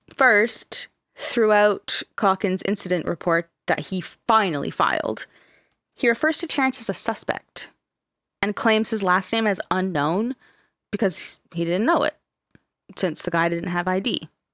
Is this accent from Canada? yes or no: yes; Canada; we're Canadian